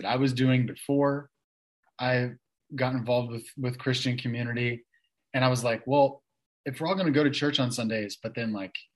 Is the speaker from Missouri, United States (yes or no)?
yes; Kansas City, Missouri, United States; accent: sometimes I sound like I'm from the East Coast, but I also say y'all; I grew up in Kansas City, Missouri